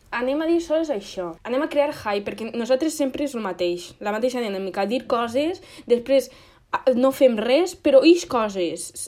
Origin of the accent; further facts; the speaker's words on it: Moixent, Valencian Community, Spain; nosaltres som de Moixent